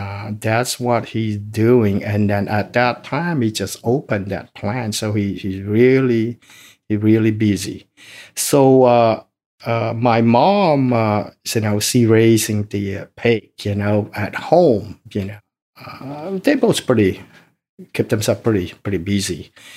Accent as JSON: {"language": "English", "town": "Phnom Thom", "country": "Cambodia", "tie": "born there", "second_language": "English", "said": "I was born in Cambodia, city called Phnom Thom. That means big mountain city. Mm. It was a very small city, and the population in that city, I guess at the time, it probably 1,000 to 1,500 people."}